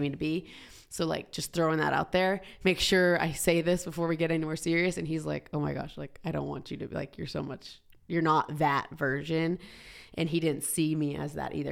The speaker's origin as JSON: {"language": "English", "region": "Georgia", "country": "United States", "tie": "born or raised there", "also_born_or_lived": "Southern California", "moved": "as an adult", "lives_now": "Boise, United States", "said": "I grew up in Georgia, like high school"}